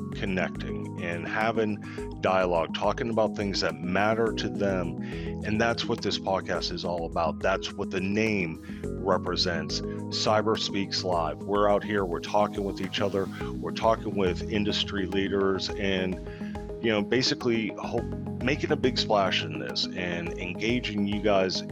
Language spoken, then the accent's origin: English; Texas, United States; We're in Texas. You're in my hometown